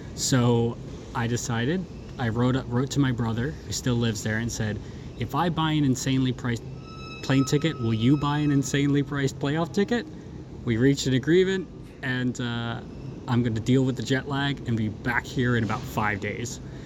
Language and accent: English; Baltimore, Maryland, United States; now in Brisbane, Australia; my hometown of Baltimore